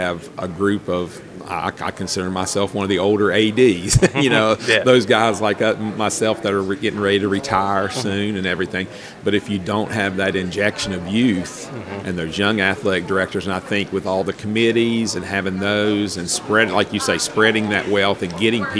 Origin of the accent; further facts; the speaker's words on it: Bluefield, West Virginia, United States; moved away as an adult; also born or lived in Christiansburg, Virginia; now in Virginia, United States; I grew up in Bluefield, West Virginia